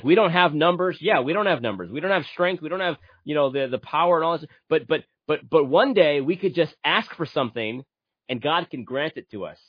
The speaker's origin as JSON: {"language": "English", "region": "New England", "country": "United States", "tie": "born or raised there", "said": "I grew up in the Northeast. I grew up in New England."}